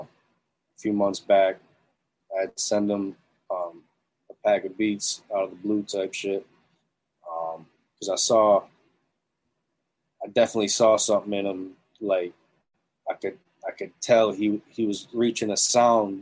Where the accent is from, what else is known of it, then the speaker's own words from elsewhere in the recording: Syracuse, New York, United States; I'm from upstate. I grew up in Syracuse.